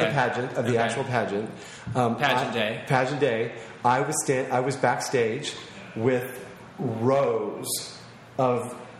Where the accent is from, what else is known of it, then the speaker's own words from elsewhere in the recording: Yuma, Arizona, United States; also born or lived in Indiana; I grew up in Yuma. And I lived there until I graduated from high school.